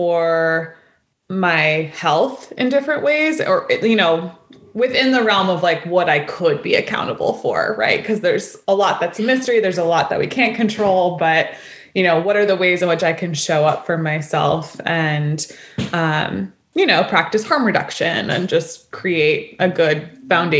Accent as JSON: {"language": "English", "town": "New York City", "region": "New York", "country": "United States", "tie": "born or raised there", "also_born_or_lived": "Olympia, Washington", "moved": "as an adult", "said": "I grew up in New York City"}